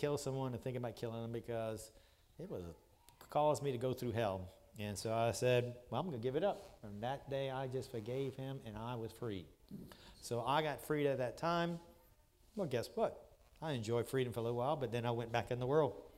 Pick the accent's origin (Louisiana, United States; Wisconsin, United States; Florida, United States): Louisiana, United States; moved away; I was years ago from Louisiana, moved up here because God called us here.